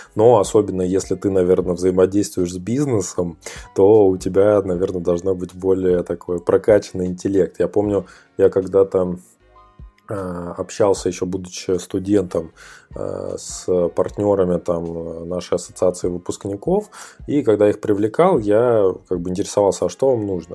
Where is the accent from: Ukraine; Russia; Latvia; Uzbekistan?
Russia; Ukhta, Komi Republic; я из Ухты